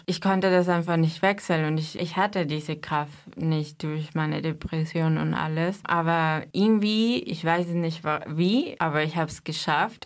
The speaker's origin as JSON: {"language": "German", "country": "Mexico", "second_language": "German", "moved": "as an adult", "lives_now": "Germany", "said": "Ich komme aus Mexiko und bin seit sechs Jahren in Deutschland"}